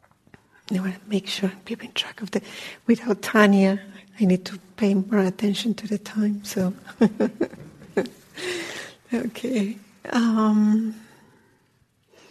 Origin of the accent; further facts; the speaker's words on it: Colombia; moved away; I'm from Colombia